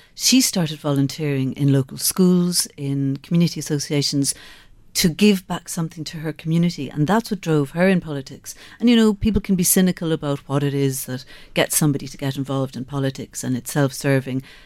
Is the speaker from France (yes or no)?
no; Skibbereen, Munster, Ireland; I grew up in Skibbereen.